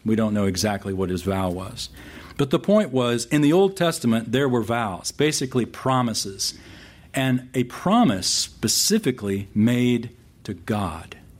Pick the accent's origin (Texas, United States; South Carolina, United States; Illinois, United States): Texas, United States; San Antonio; I grew up in San Antonio